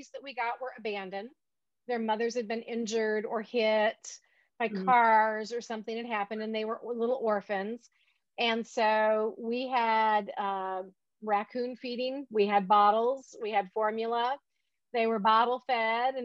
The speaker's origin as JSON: {"language": "English", "region": "Michigan", "country": "United States", "tie": "born or raised there", "moved": "yes", "said": "when I was growing up in Michigan"}